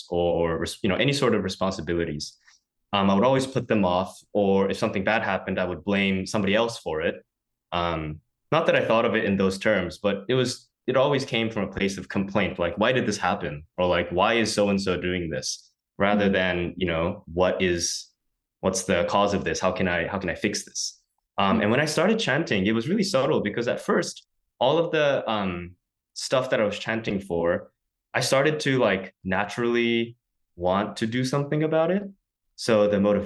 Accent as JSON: {"language": "English", "town": "San Francisco", "region": "California", "country": "United States", "tie": "born or raised there", "moved": "as an adult", "said": "born and raised in San Francisco"}